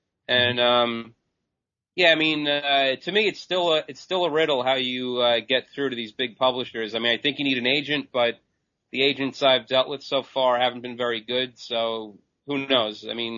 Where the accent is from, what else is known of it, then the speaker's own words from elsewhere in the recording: Long Island, New York, United States; Sure. I'm from Long Island, New York, and I've been writing since about 1997.